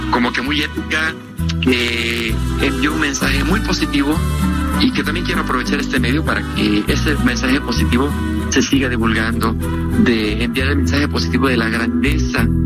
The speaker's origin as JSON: {"language": "Spanish", "country": "Mexico", "moved": "as an adult", "lives_now": "Vancouver, Canada"}